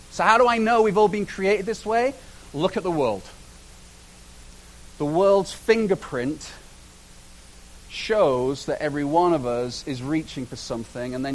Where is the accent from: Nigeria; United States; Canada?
Canada; and I'm Canadian, so don't give me a hard time.